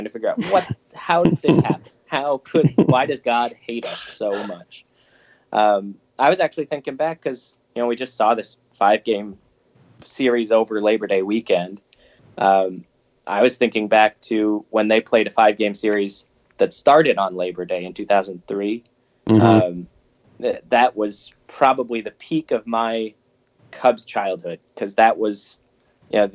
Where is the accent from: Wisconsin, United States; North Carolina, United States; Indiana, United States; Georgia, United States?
Wisconsin, United States; Northeast; also born or lived in Champaign, Illinois; I grew up in Northeast Wisconsin